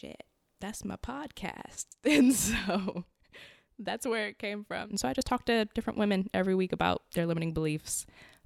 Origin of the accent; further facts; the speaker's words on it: Richmond, Virginia, United States; also born or lived in Maryland; now in Arlington, United States; I'm originally from Richmond